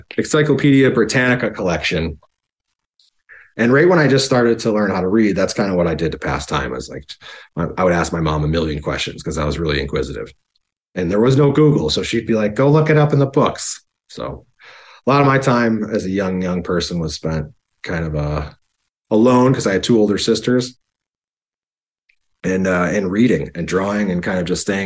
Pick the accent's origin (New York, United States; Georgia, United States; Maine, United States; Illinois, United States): New York, United States; Buffalo; moved away as an adult; also born or lived in Kissimmee, Florida / San Diego, California; I'm born and raised, and I was raised in Buffalo